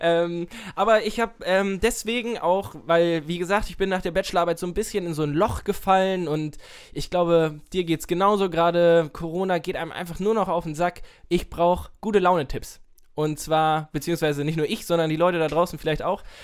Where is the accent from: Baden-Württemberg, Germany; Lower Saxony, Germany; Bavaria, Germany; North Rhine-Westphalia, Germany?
Lower Saxony, Germany; Nienburg; Ich komme ja aus Nienburg